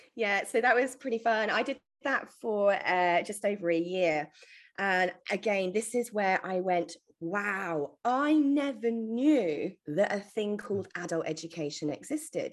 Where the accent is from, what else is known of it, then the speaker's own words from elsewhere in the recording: England, United Kingdom; now in Australia; I was originally born in the UK, as you can probably tell from my homegrown accent